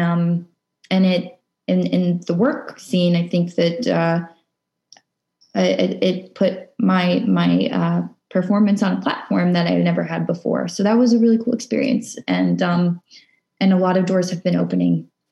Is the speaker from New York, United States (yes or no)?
no; Arlington, Virginia, United States; I grew up in Arlington, Virginia. I was born and raised